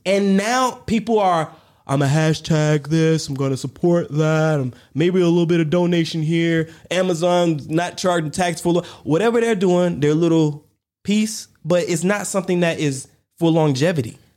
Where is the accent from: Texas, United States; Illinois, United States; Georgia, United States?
Georgia, United States; Warner Robins; growing up in Warner Robins, Georgia, I didn't know, I'm a black man, a black kid, a black family